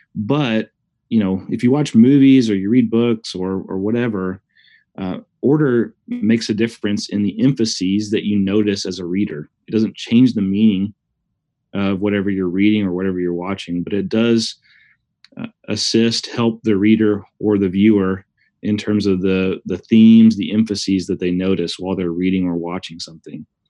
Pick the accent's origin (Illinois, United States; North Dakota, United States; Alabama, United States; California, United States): Alabama, United States; Huntsville; moved away as an adult; also born or lived in Wake Forest, North Carolina; now in Oklahoma, United States; we're both from Huntsville, Alabama. Uh, we met in high school